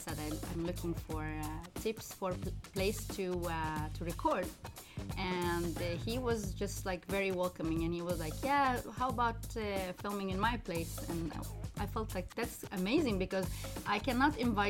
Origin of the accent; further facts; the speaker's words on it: Libya; English is a second language; moved away; also born or lived in Morocco; I was, I think, between 5 and 6. My parents moved to Libya for work. And I grew up in Libya. I started school in Libya